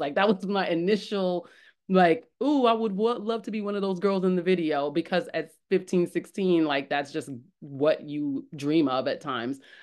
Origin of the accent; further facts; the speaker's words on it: New York City, New York, United States; I was born in the Bronx